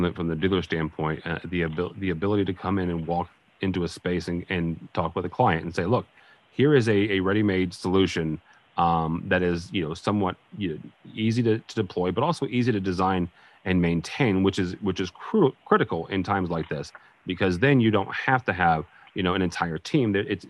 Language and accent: English; St. Louis, Missouri, United States; Again, I'm from the St. Louis, you know, area, and so we have a fair number of bus shelters